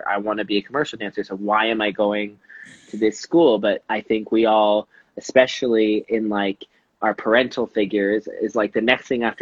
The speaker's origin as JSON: {"language": "English", "country": "Canada", "moved": "as an adult", "lives_now": "London, United Kingdom", "said": "I was a nobody from Canada"}